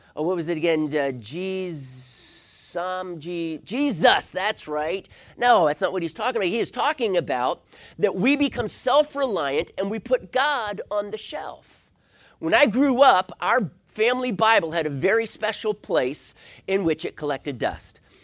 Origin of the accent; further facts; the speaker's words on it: East Coast, United States; lived on, on the East Coast